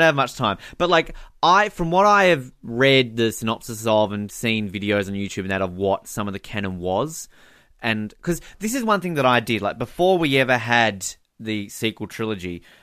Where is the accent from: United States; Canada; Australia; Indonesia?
Australia; also born or lived in Victoria; I used to read the Tomorrow When the War Began books uh, as a teenager, as most Australian kids did